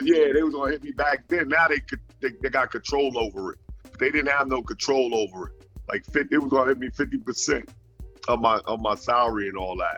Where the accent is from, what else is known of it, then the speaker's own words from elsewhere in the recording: New York, United States; moved away as an adult; also born or lived in Nashville; now in Florida, United States; I live born and raised in New York